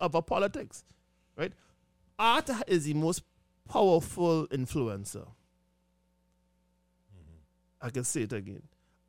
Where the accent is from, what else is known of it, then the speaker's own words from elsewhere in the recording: Trinidad & Tobago; growing up, I grew up in Point 14, which is one of the rural areas in Trinidad